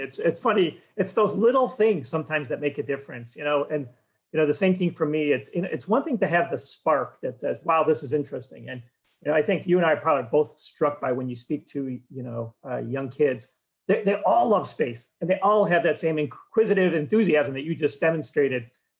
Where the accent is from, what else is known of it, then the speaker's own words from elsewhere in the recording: Cleveland, Ohio, United States; All right, join me in the time machine. Let's go back to Cleveland, Ohio, 1961.